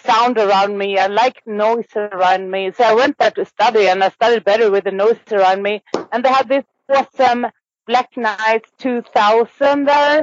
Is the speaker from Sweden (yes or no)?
yes; Gävle, Gävleborg County, Sweden; moved away as an adult; also born or lived in Uppsala, Sweden; now in Stockholm, Sweden; my hometown, Gävle, up in northern Sweden